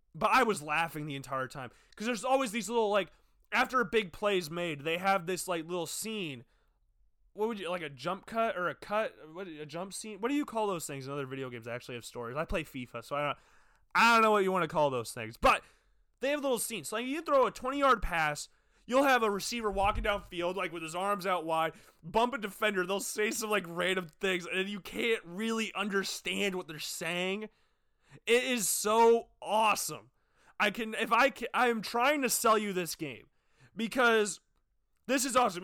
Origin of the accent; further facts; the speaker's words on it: Des Moines, Iowa, United States; now in Cedar Falls, United States; I'm from Des Moines